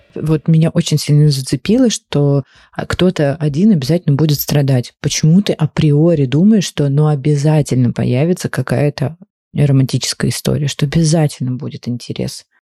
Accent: Ukraine; мы вместе росли в Украине

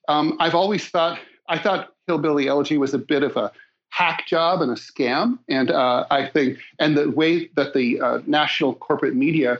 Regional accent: Dayton, Ohio, United States; moved away as an adult; I grew up in Dayton.

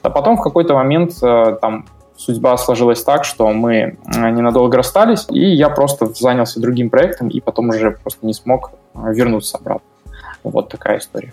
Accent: Belarus; moved away as an adult; also born or lived in Russia; я сам с Беларуси

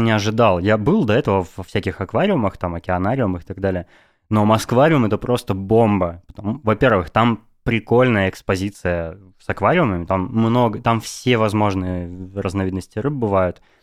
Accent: Novosibirsk, Novosibirsk Oblast, Russia; now in Moscow, Russia; я из Новосибирска сам

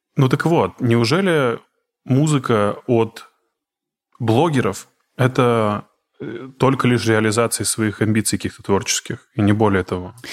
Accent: Izhevsk, Udmurtia, Russia; moved away as an adult; now in Moscow, Russia; я из Ижевска, ну, я, по крайней мере, вырос там, все, детство провел и юность

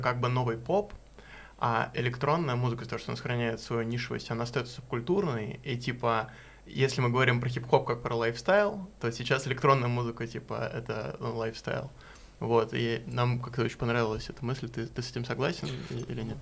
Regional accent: Moscow, Russia; я э, рос в Чертаново

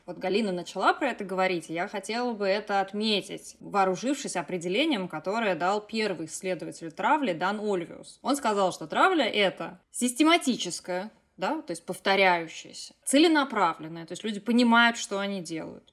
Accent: Moscow, Russia; лицей 1535 при ИСА МГУ в городе Москве. И я туда из Жулебина ездила на курсы подготовки

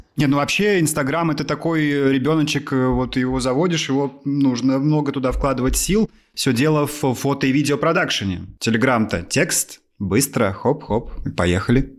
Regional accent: Amur Oblast backcountry, Russia; Я парень из Амурской глубинки

